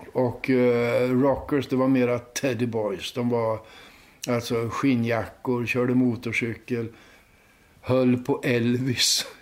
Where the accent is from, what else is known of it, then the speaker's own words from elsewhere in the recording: Linköping, Östergötland, Sweden; När jag var barn i Linköping